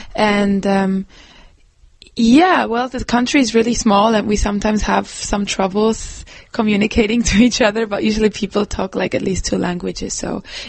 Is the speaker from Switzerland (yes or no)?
yes; German-speaking Switzerland, Switzerland; I'm from the German part.